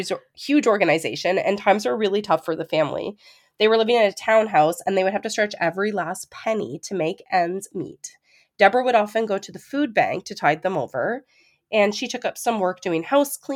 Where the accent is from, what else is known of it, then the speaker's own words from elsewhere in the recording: Ontario, Canada; we actually, growing up in Ontario, know a lot of people that we went to high school